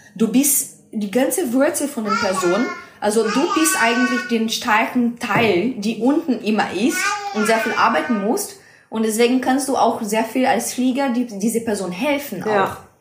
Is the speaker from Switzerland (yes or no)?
no; Brazil; German is a second language; moved away as an adult; now in Mannheim, Germany; ich komme aus Brasilien und ich bin hier in Deutschland seit ähm, dreieinhalb Jahren jetzt